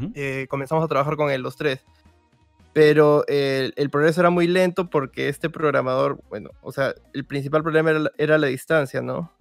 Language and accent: Spanish; Peru; somos de Perú los dos